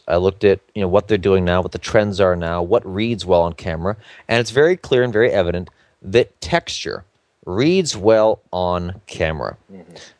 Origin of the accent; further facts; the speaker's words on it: New York, United States; I come from New York, where fashion comes from.